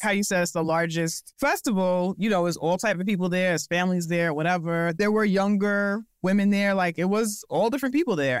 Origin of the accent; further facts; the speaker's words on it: New York, United States; As a New Yorker, as a Black person